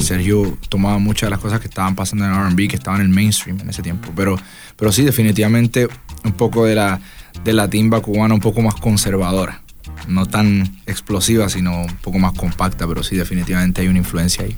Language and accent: Spanish; Las Piedras, Puerto Rico; also born or lived in Ponce; a pesar de que me crié toda la vida en las piedras